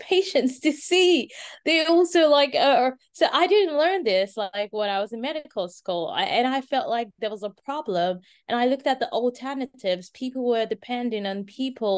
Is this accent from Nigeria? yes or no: yes; Nigeria; moved away as an adult; now in Miami, United States; My parents are Nigerian. I'm originally Nigerian.